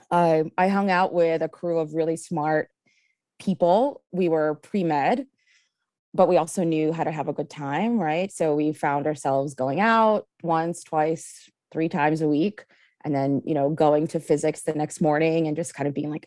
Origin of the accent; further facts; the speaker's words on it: Kyiv, Ukraine; now in Philadelphia, United States; I was actually born in Kiev, Ukraine, and immigrated here. It'll be 28 years in about 10 days.